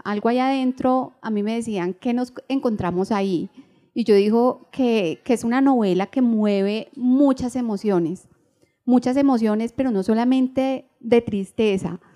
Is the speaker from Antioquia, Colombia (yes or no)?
no; Bogotá, Colombia; moved away as an adult; now in Medellín, Colombia; soy de Bogotá, eh, pero mis padres son mi mamá huilense, mi papá del Caquetá. Eh, yo nací en Bogotá, ahorita llevo cuatro años en Medellín